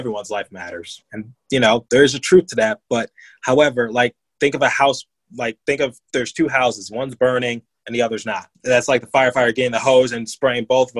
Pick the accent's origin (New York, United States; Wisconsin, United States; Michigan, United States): Michigan, United States; Detroit; now in Philadelphia, United States; I grew up in Detroit just fine